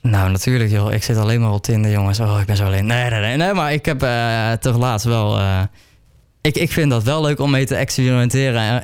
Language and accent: Dutch; near Breda, North Brabant, Netherlands; Ik kom uit Oostruid, dat ligt bij Breda. Een lekkere Brabantse jongen natuurlijk